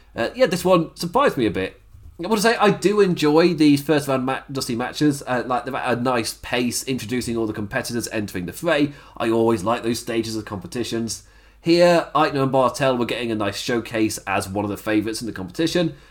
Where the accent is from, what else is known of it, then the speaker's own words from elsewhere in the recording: England, United Kingdom; I'm English